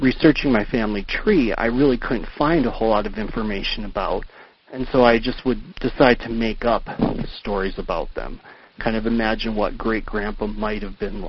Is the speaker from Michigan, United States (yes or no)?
yes; Upper Michigan, United States; growing up in Upper Michigan